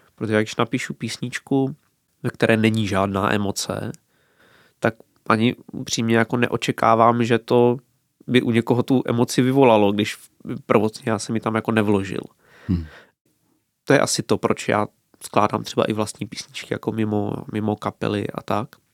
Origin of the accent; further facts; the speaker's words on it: Hrušovany u Brna, South Moravian Region, Czechia; u nás v Hrušovanech v Sokolovně